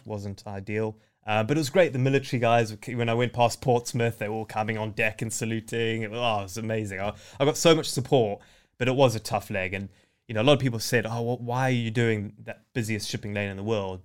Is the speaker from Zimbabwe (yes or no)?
yes; Zimbabwe; moved away; I was born in Zimbabwe, uh, it, to a game ranger dad who used to live in the bush